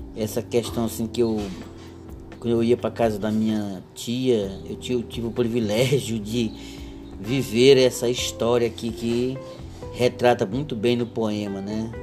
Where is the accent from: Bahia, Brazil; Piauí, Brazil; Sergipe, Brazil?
Piauí, Brazil; nossa terra aqui do Piauí